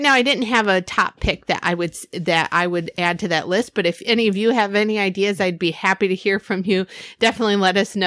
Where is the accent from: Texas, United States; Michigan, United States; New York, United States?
Michigan, United States; we're from Michigan, so we're used to like White Christmas